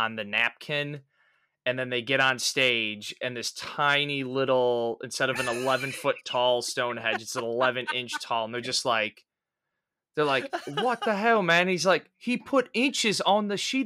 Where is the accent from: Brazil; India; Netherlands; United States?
United States; Midwest; I'm a Midwesterner